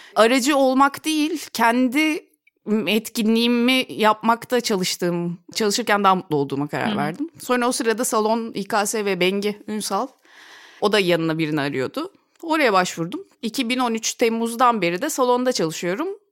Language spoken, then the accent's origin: Turkish; Ankara, Turkey; moved away as an adult; also born or lived in Istanbul; Ankaralıyım Ankara'da. Üniversiteyi de Ankara'da okudum